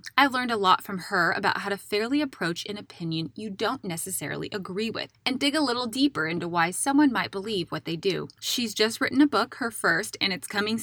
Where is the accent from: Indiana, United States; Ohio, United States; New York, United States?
Indiana, United States; I'm from Indiana